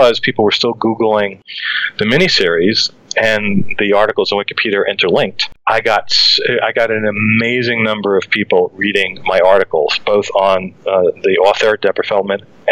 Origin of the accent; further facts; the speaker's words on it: New York City, New York, United States; Growing up in Brooklyn